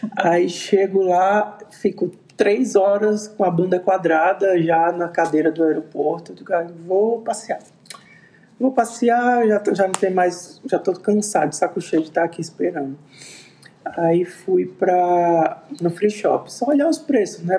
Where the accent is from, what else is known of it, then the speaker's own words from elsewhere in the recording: Arapiraca, Alagoas, Brazil; eu sou de Arapiraca, minha mãe é de Arapiraca, minha avó é de Arapiraca, então a gente já nasceu fazendo pose de sítio